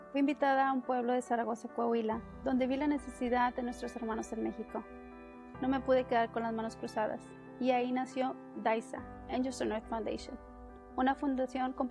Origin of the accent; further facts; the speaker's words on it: Guatemala; yo vengo representando a Vida para Todos Guatemala. En mi país, Guatemala, desnutrición es un gran problema.